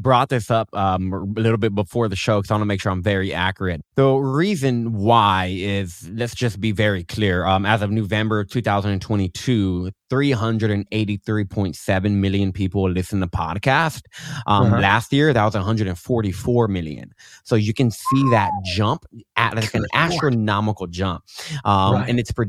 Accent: Austin, Texas, United States; Austin, Texas.

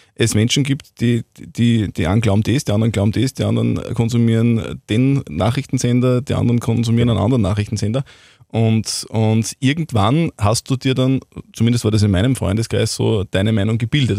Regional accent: Wels, Upper Austria, Austria; bei uns in Wels am Faustballplatz

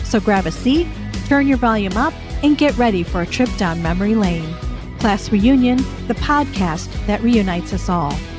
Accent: Birmingham, Michigan, United States; you and I grew up in Birmingham, Michigan

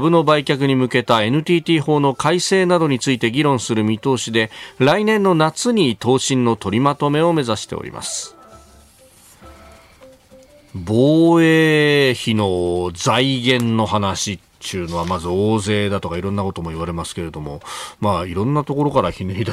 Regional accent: Yokosuka, Kanagawa, Japan; 私、横須賀の出なんですけど

